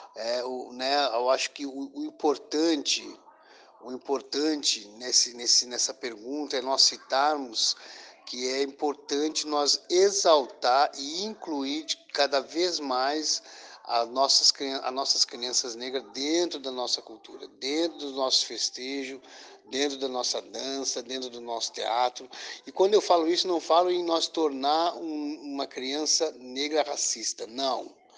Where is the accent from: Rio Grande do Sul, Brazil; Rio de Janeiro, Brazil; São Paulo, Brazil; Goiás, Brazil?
Rio Grande do Sul, Brazil; Pelotas; eu sou de Pelotas, que eu sou do Estado Grande do Sul.